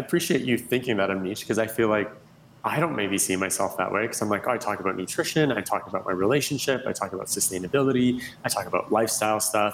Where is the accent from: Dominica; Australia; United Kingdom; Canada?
Canada; moved away as an adult; now in Los Angeles, United States; I'm originally from Canada. I moved